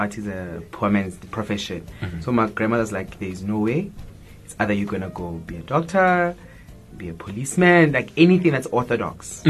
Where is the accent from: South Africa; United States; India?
South Africa; Johannesburg, Gauteng; I grew up in Soweto in Dobsonville. I was raised by my grandmother.